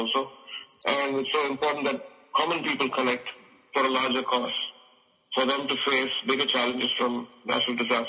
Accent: India; I'm an Indian composer

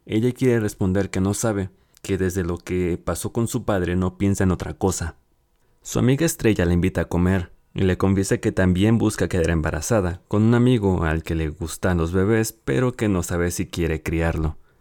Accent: Mexico; aquí en mi país, México.

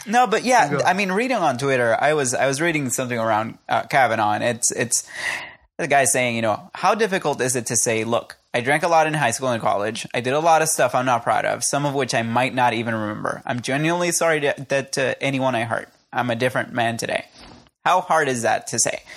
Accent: Puerto Rico

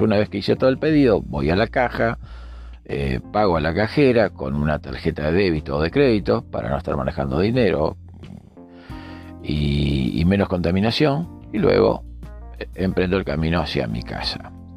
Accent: Montevideo, Uruguay; mi país, desde Montevideo, en Uruguay

